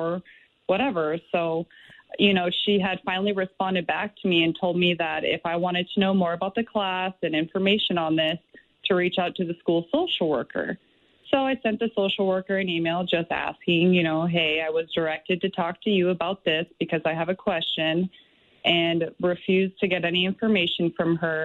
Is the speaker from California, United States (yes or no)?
yes; San Diego, California, United States; moved away as an adult; now in Little Falls, United States; I was born and raised in San Diego